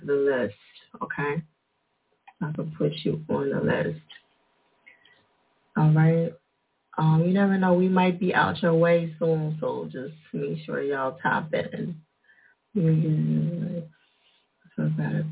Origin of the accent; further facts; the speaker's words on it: New Jersey, United States; they say I got an accent because I'm from Jersey.